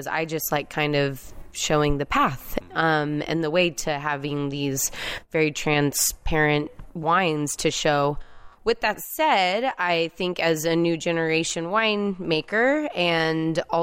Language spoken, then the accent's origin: English; Salt Lake City, Utah, United States; moved away; I grew up in Salt Lake City, Utah